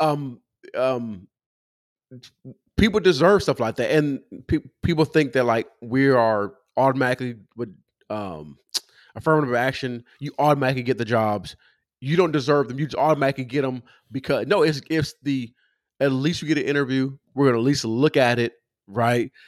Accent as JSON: {"language": "English", "region": "California", "country": "United States", "said": "I'm from California"}